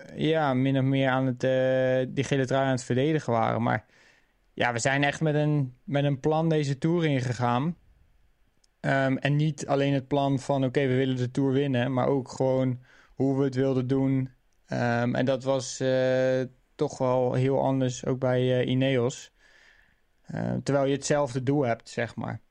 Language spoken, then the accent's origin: Dutch; near Wateringen, South Holland, Netherlands; Wateringen is natuurlijk ja, vlakbij waar ik ben geboren